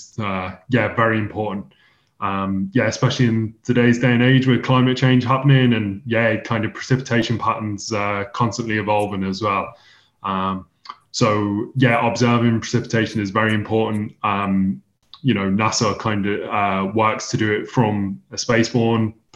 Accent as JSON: {"language": "English", "region": "England", "country": "United Kingdom", "moved": "as an adult", "lives_now": "Huntsville, United States", "said": "I moved from England over to the United States in August 2021"}